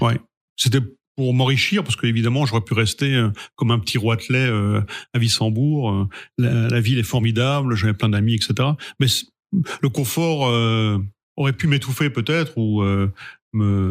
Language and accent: French; Sainte-Marie-aux-Mines, Grand Est, France; moved away; also born or lived in Lyon; je viens de la vallée de Sainte-Marie-aux-Mines